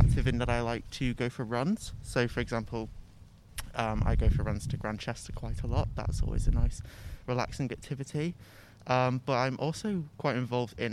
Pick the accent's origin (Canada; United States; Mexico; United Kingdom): United Kingdom; Southport, North West England; I'm from Southport, which is a town near Liverpool